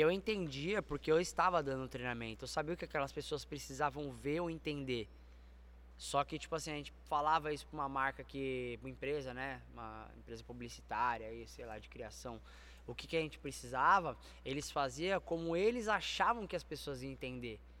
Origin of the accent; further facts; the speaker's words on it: São Paulo, Brazil; Eu sou daqui de São Paulo.